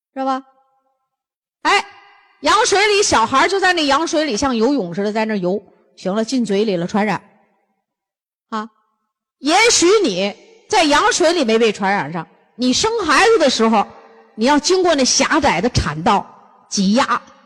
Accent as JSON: {"language": "Chinese", "region": "northern China", "country": "China", "said": "咱们东，北方人"}